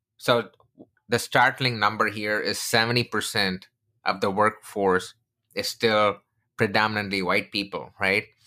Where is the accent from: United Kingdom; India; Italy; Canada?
India; moved away; I come from India, I'm originally from India